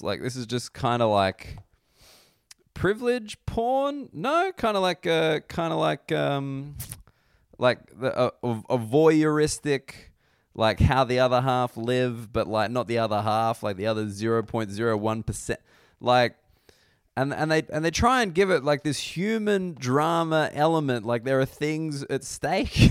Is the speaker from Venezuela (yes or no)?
no; Australia; as an Australian sports fan